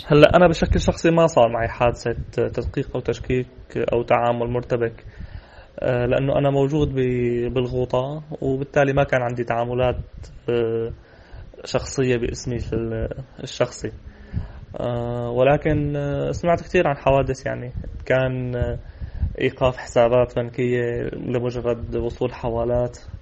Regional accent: Syria; معنا كسوريين

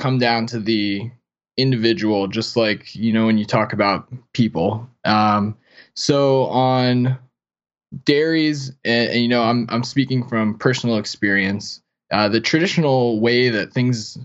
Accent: South Florida, United States; I grew up in South Florida and never was a farm kid

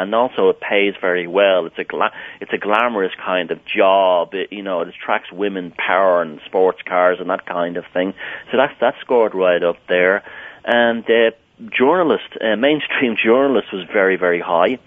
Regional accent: Ireland; as a little boy in Ireland, I was growing up when the troubles here, what they called the troubles here, were going on in Northern Ireland. Even though I grew up in Southern Ireland

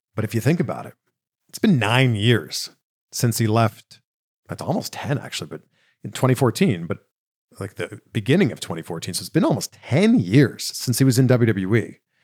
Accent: Pickering, Ontario, Canada; where I grew up in Pickering, Ontario

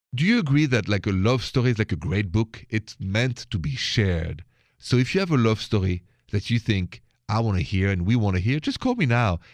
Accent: France; accent: French; my accent is French.

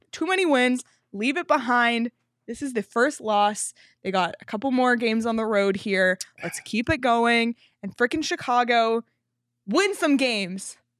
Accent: Canada; I'm Canadian

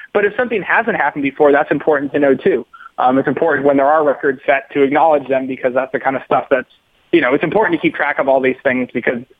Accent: Massachusetts, United States; I grew up in Massachusetts

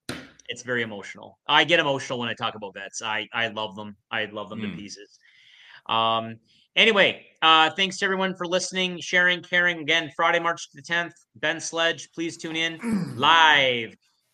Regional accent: Canada; Come on. We're Canadian. Let's go.

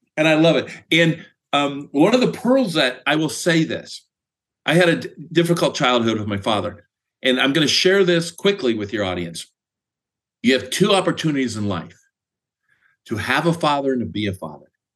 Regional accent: Speedway, Indiana, United States; moved away as an adult; also born or lived in Greencastle, Indiana / Washington State; now in Phoenix, United States; I currently live in Phoenix, and I grew up in Speedway, Indiana

